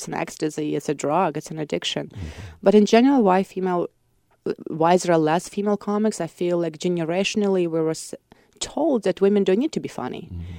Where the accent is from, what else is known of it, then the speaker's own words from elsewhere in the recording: Voronezh, Voronezh Oblast, Russia; English is a second language; So like if I speak in Russian, people would understand that I'm from Voronezh probably, like other Russian people.